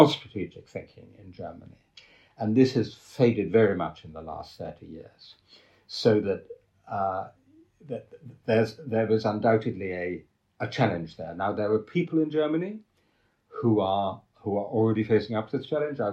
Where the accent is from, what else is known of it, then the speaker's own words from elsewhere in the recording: England, United Kingdom; I'm particularly an English patriot